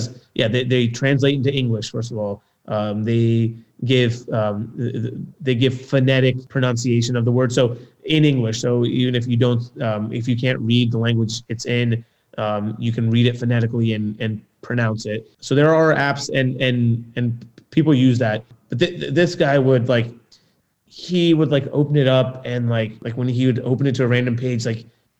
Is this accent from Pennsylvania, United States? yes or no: yes; Lewisburg, Pennsylvania, United States; where I grew up in Lewisburg, there was no other Sikh family except one